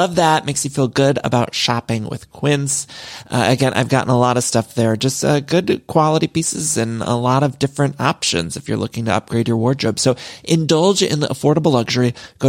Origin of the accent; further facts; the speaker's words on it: Midwest, United States; now in Los Angeles, United States; y'all know I'm from the Midwest, but I've lived in California for so long, and I truly do love it here in LA.